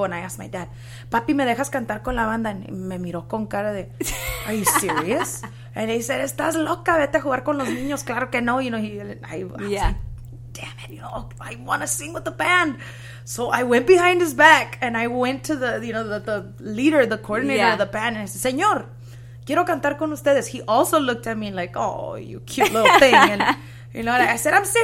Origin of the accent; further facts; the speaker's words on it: Mendota, California, United States; also born or lived in Fresno, California; I was born there, you know, and I was raised in an even smaller town outside of there